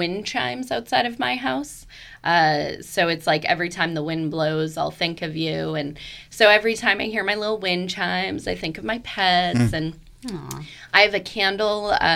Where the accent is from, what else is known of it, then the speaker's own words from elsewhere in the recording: Canada; now in Fredericksburg, United States; I'm Canadian